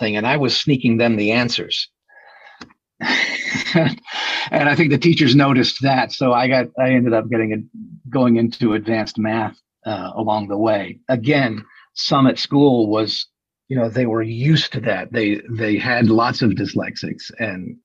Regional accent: Winston-Salem, North Carolina, United States; I grew up in Winston-Salem, North Carolina

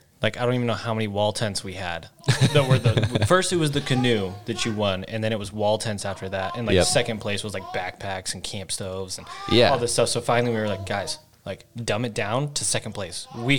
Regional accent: Pinesdale, Montana, United States; we're from Pinesdale.

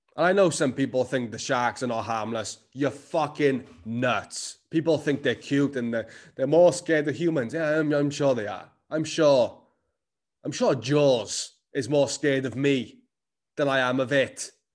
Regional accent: Cardiff, Wales, United Kingdom; accent: Cardiff; I am Cardiff as fuck. The accent never left me

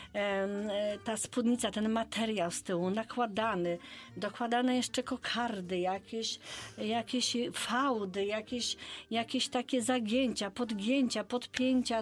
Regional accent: Bydgoszcz, Kuyavian-Pomeranian Voivodeship, Poland; u nas w Bydgoszczy

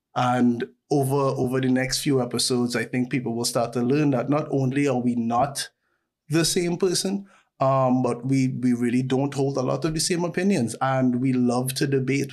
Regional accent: Trinidad & Tobago; growing up in Trinidad

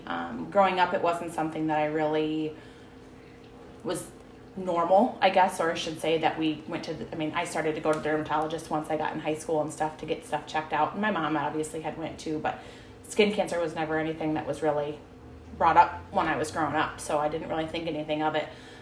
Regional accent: Edgewood, United States; I'm originally from Edgewood. I was originally of Orwald.

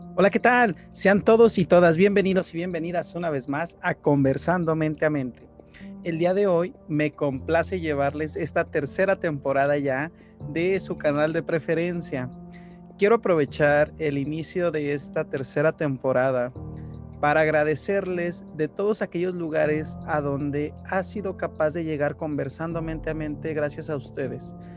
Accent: Mexico; de aquí, de mi país de origen, de México

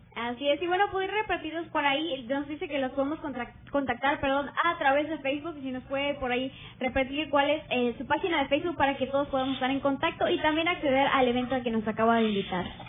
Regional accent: Mexico; la mayoría de los mexicanos tal vez podemos decir que nuestra lengua materna es el español

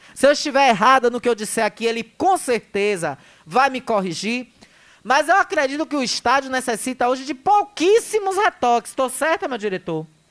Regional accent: Riachão do Jacuípe, Bahia, Brazil

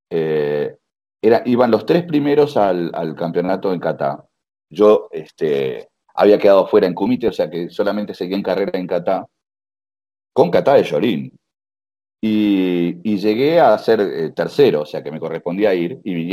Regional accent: Uruguay; also born or lived in United States / Spain; now in Canada; a ver, yo me fui, eh, me fui em, hace 20 años de Uruguay

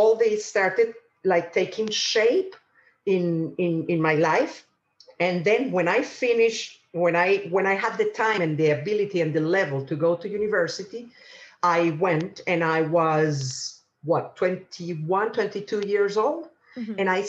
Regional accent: Caracas, Capital District, Venezuela; moved away as an adult; also born or lived in England; now in United Kingdom; I was born in Caracas, in the capital of Venezuela

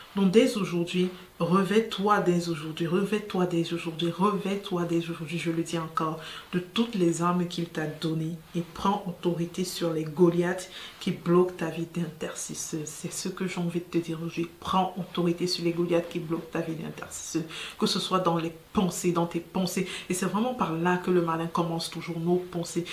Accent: Cameroon; chez nous au Cameroun

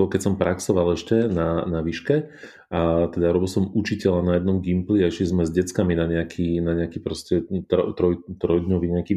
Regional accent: Bratislava, Bratislava Region, Slovakia; born or raised there

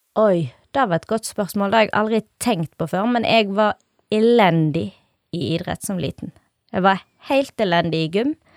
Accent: Norway; jeg er oppvokst på Valvatna

